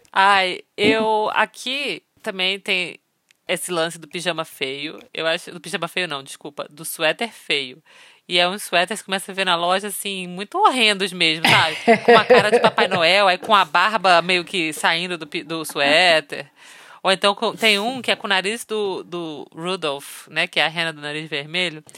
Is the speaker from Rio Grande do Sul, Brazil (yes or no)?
no; Rio de Janeiro, Brazil; moved away; also born or lived in Manaus; eu nasci no Rio de Janeiro. Morei muitos anos na minha vida em Manaus